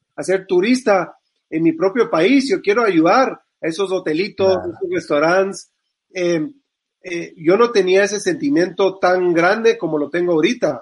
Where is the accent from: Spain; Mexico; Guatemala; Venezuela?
Guatemala; yo como guatemalteco